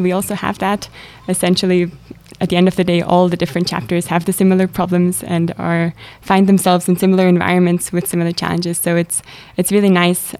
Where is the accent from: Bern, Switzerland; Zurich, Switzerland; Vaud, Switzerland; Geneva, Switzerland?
Zurich, Switzerland; moved away as an adult; now in St. Gallen, Switzerland; I'm originally from Zurich